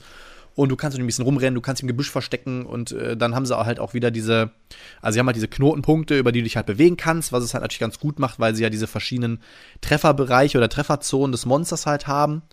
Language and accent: German; Friedrichshafen, Baden-Württemberg, Germany; moved away; genau in Friedrichshafen, da bin ich nämlich geboren. Da komme ich ganz ursprünglich von weg